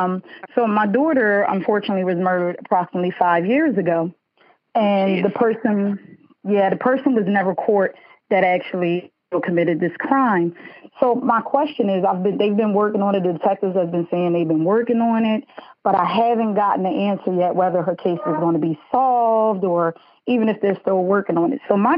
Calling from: Smyrna, Delaware, United States; I am calling from Smyrna, Delaware.

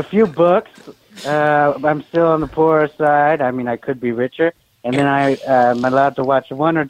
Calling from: California, United States; I'm calling from prison. Hi. I'm calling from Pelican Bay.

